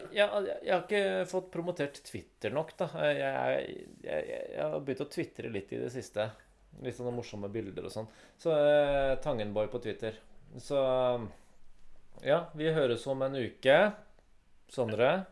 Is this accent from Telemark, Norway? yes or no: no; Lier, Buskerud, Norway; jeg har vokst opp i Lier